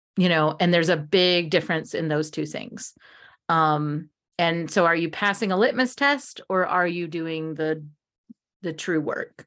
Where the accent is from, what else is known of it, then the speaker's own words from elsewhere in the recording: United States; we as Americans